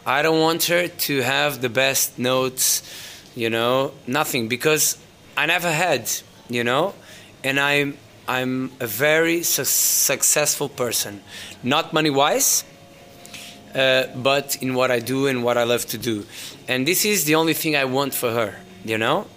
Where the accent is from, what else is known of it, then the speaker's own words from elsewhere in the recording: Faro, Algarve, Portugal; moved away as an adult; also born or lived in London; now in Lisbon, Portugal; I was born and raised in Faro